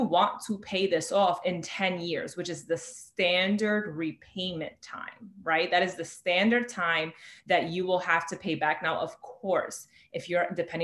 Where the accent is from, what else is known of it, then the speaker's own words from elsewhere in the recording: New York City, New York, United States; I am born and raised in the Bronx, you know, here in New York City